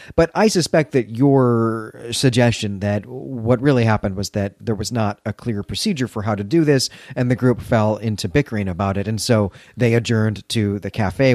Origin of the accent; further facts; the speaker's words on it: Chicago, Illinois, United States; my hometown of Chicago